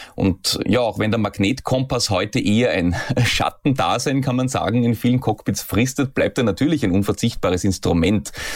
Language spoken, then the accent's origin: German; Austria; hier bei uns in Österreich